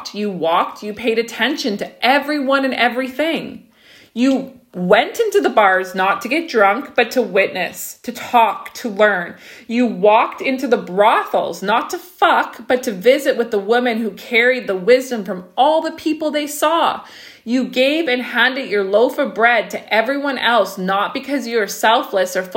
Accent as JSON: {"language": "English", "region": "Saskatchewan", "country": "Canada", "tie": "born or raised there", "said": "me and Becca, for example, we grew up in Saskatchewan"}